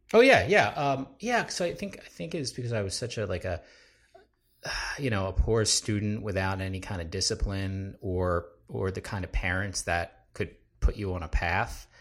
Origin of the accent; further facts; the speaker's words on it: New Jersey, United States; I'm a, uh, South Jersey boy